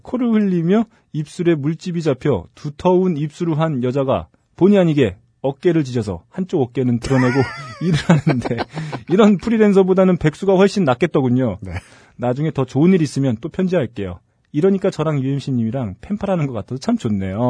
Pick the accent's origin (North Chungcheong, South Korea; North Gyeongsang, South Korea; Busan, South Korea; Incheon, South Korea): Incheon, South Korea; 인천 제 고향 인천.